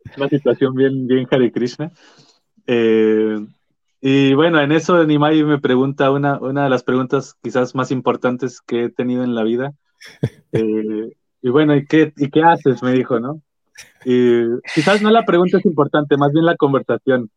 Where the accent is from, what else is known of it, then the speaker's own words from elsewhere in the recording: Aguascalientes, Mexico; now in Santiago, Chile; yo soy de Aguascalientes, ¿no? casi el centro del país de México